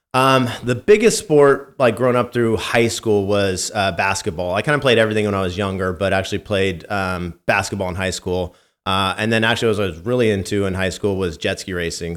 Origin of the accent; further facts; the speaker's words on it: Santa Rosa, California, United States; growing up in wine country